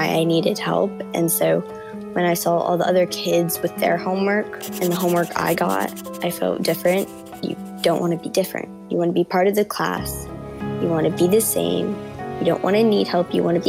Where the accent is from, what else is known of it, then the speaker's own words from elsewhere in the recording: New York City, New York, United States; I'm 14 years old, and I'm from Brooklyn, New York